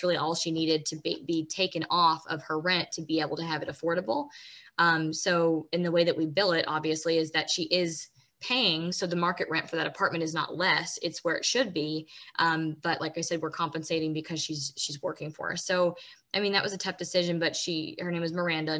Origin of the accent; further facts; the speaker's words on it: Washington, United States; moved away; I was born in Washington